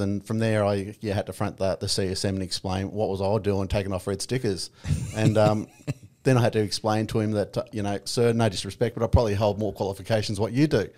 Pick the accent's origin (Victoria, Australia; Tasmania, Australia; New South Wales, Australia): Victoria, Australia; I grew up in, um, Victoria, a little town called Broadfoot on a, uh, two and a half thousand acre property